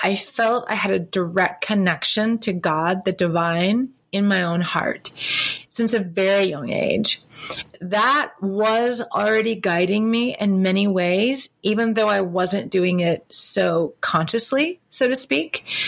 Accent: South Carolina, United States; moved away; also born or lived in Boston / Charlotte, North Carolina; growing up in South Carolina

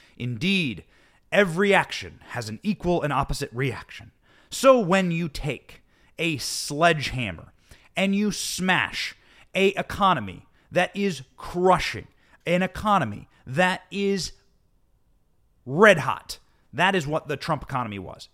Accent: Iowa, United States; growing up in Iowa

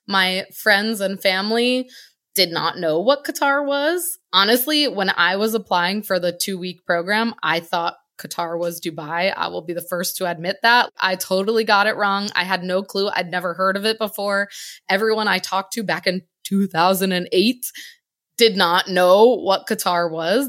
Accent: Connecticut, United States; moved away as an adult; also born or lived in Virginia; I'm originally from Connecticut, born, raised, my whole first eighteen years didn't live anywhere else

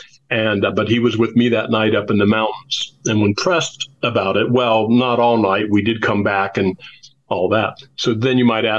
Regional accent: Anderson, Indiana, United States; to my hometown where I was born in Anderson, Indiana.

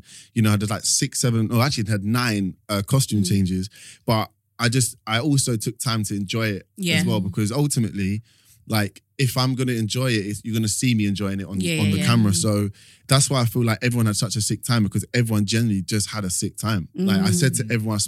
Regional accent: London, United Kingdom; I grew up in East London.

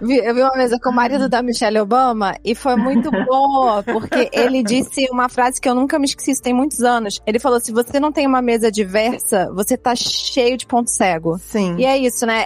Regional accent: Rio de Janeiro, Brazil; eu sou do Rio

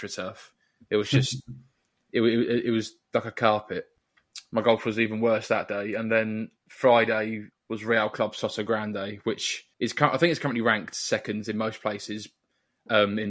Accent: Dover, South East England, United Kingdom; I grew up in Dover

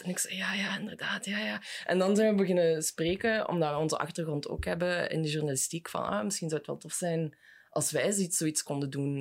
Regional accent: Belgium

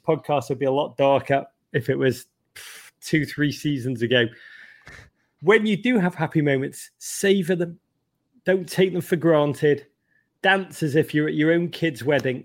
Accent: Liverpool, North West England, United Kingdom; moved away; growing up in Liverpool

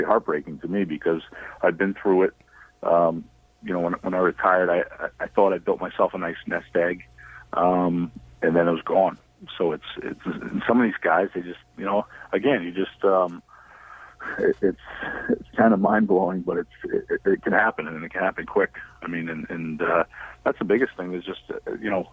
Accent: United States; I am American

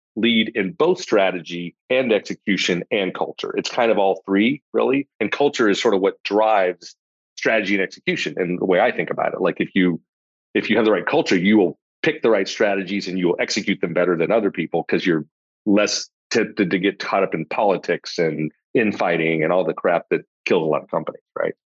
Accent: Los Angeles, California, United States; now in Austin, United States; grew up in a I like to say lower middle class family is the right term for it. My dad was a social worker, my mom was a teacher, so it gives you a sense of the of the uh, lack of financial stature there. In in the suburbs

